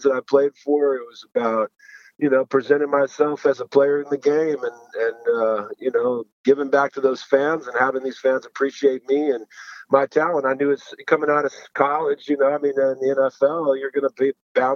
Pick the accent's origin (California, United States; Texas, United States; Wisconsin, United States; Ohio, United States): California, United States; Moreno Valley; also born or lived in Utah / Washington State; I grew up in a little town called Moreno Valley, outside Los Angeles